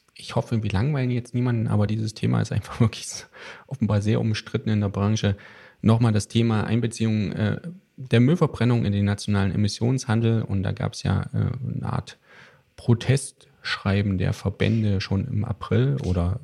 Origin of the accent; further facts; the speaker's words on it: Thuringia, Germany; Ich komme aus den sogenannten neuen Bundesländern, die ja mittlerweile gar nicht mehr so neu sind. Aus Thüringen, um genau zu sein.